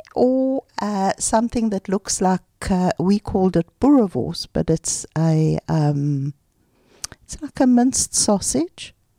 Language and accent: English; Pretoria, Gauteng, South Africa; moved away as an adult; now in Ra'anana, Israel; we grew up in Pretoria